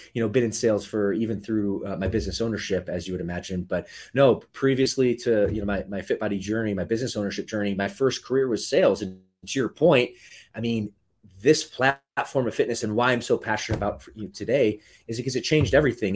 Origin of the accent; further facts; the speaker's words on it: Michigan, United States; moved away as an adult; also born or lived in Midwest; now in Southern California, United States; I grew up, the later part of my childhood in the state of Michigan where she was from.